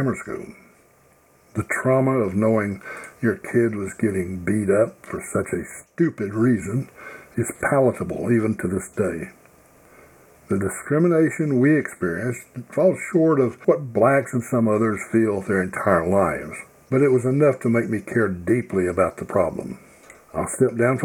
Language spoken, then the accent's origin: English; the Bible Belt of the South, United States; I grew up in the Bible Belt of the South as a privileged white boy